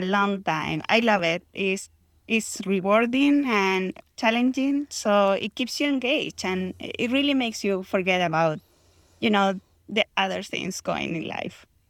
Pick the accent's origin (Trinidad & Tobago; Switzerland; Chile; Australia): Chile; moved away as an adult; now in Houston, United States; I grew up in Chile